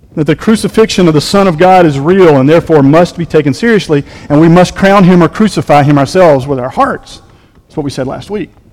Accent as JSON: {"language": "English", "region": "the South", "country": "United States", "said": "we're from the South"}